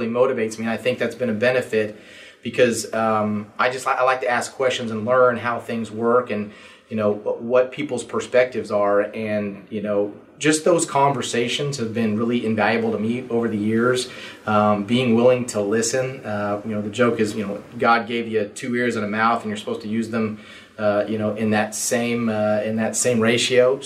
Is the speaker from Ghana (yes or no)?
no; Stillwater, Oklahoma, United States; I actually grew up here in Stillwater. So this is my hometown.